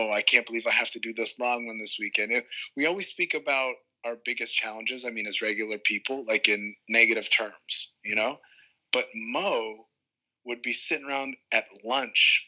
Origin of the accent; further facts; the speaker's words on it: New York, United States; I'm from New York